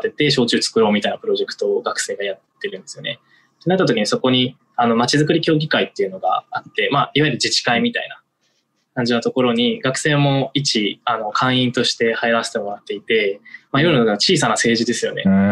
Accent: Miyazaki, Japan; 僕、実は宮崎出身

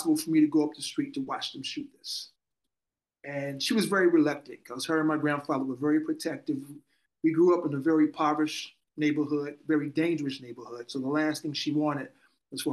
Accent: Chicago, Illinois, United States; moved away as an adult; also born or lived in Valley City, North Dakota; now in Los Angeles, United States; I grew up on the South Side, Chicago.

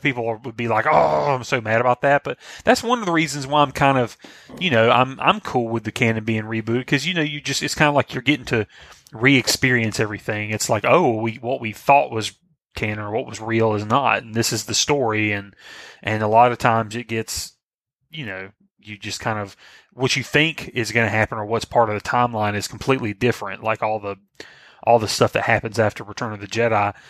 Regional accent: the South, United States; I'm from the South

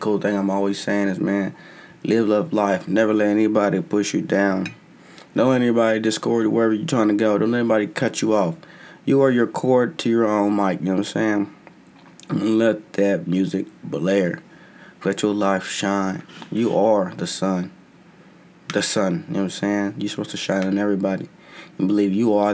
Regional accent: United States; I'm an American

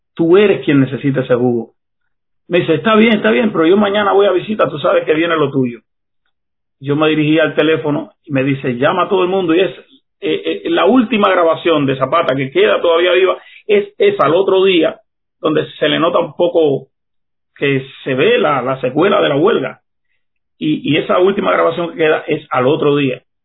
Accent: Cuba; Como joven cubano, levantarme contra esa tiranía, lo hice en 1988

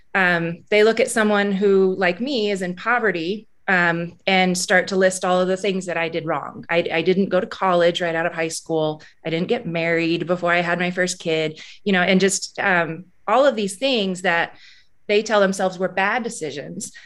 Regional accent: Alaska, United States; now in Missoula, United States; I grew up in Alaska, and Alaska's a pretty hard place to live

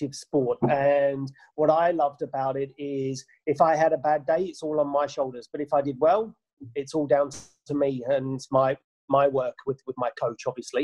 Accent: England, United Kingdom; moved away as an adult; also born or lived in New Zealand / Japan; now in Australia; We're both English.

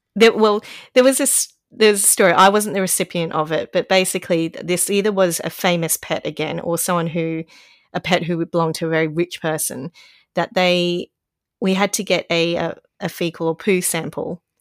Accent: Brisbane, Queensland, Australia; now in Sydney, Australia; I was born there and it was nice and hot and humid most of the time

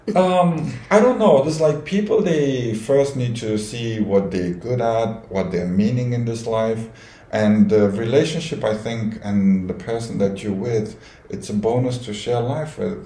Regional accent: Romania; moved away as an adult; now in Dubai, United Arab Emirates; I'm from Romania. 38 years old. Uh, in Dubai for more than 11 years.

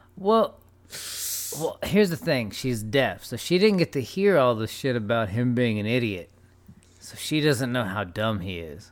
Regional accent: United States; as an American, as an English person

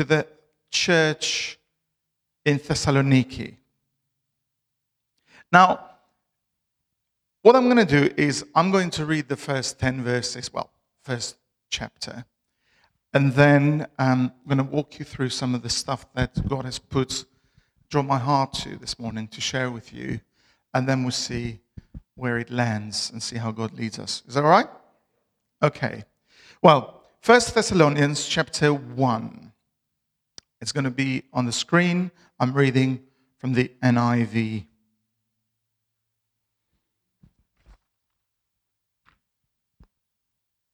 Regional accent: Albania; English is a second language; moved away as an adult; now in Bristol, United Kingdom; I'm originally from Albania. I've lived in Bristol for the last 14 and a half years

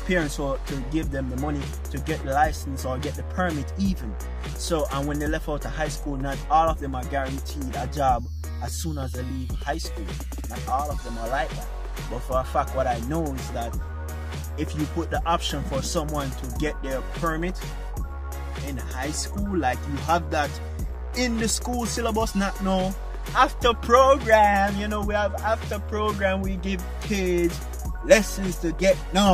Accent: Jamaica; moved away; I'm from Jamaica

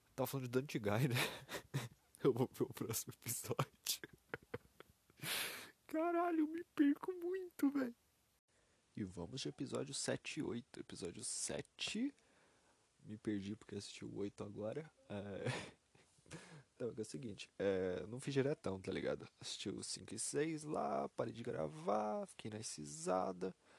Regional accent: Brazil; sou brasileiro, PTBR.

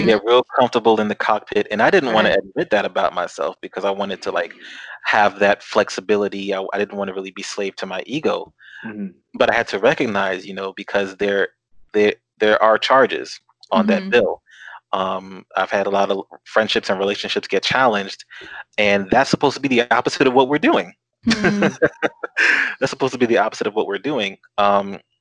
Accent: Newark, New Jersey, United States; growing up in Newark, being surrounded by that vibrancy

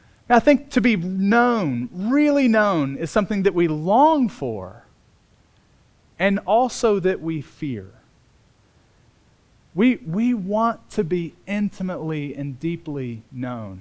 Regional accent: Bloomington, Indiana, United States; I was born in Bloomington, Indiana. I grew up on a farm

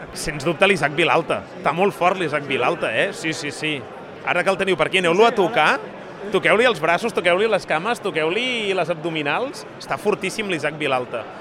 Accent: Catalonia, Spain; com a bon català

